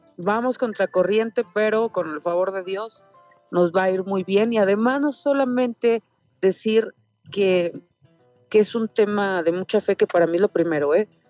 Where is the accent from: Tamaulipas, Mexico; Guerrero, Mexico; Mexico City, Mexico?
Mexico City, Mexico; yo crecí toda la vida en el barrio de Tepito